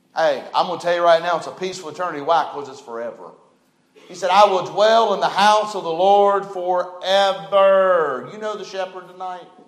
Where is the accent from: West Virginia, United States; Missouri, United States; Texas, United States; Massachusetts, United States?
West Virginia, United States; I was born in West Virginia.